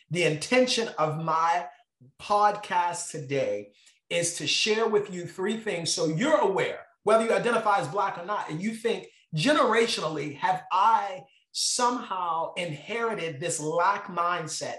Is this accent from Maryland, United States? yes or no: yes; Baltimore, Maryland, United States; I grew up in Baltimore